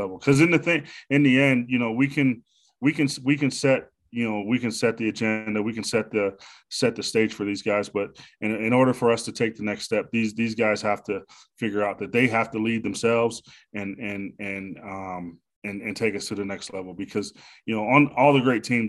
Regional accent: Pittsburgh, Pennsylvania, United States; I'm from the Pittsburgh area.

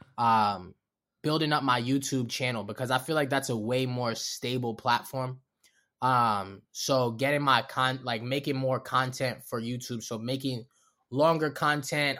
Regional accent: Baltimore, Maryland, United States; accent: Baltimore; also born or lived in Los Angeles; I'm from Baltimore.

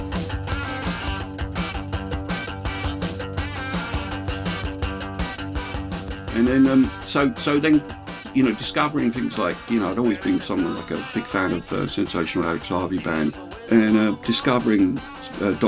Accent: Hemel Hempstead, East of England, United Kingdom; I grew up in Hemel Hempstead, it's a new town

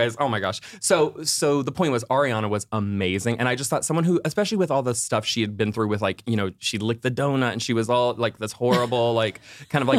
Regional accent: Orlando, Florida, United States; I'm from Orlando

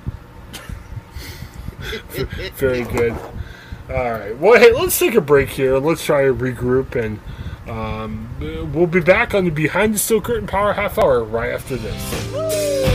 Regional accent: Ohio, United States; moved away; we're guys originally from Ohio

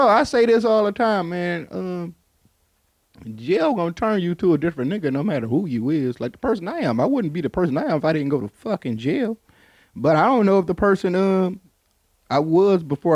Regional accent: Detroit, Michigan, United States; growing up in Detroit, we have a real segregated community

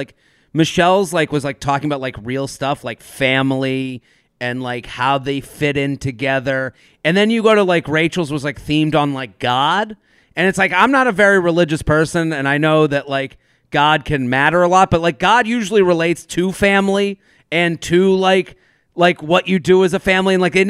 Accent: North Carolina, United States; so we're both from North Carolina, you know, like, as opposed to like, oh, the street I grew up on is a lot like Matt's that he grew up on.

